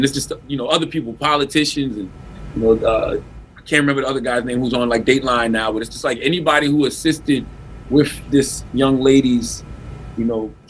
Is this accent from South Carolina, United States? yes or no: yes; South Carolina, United States; moved away; I'm from South Carolina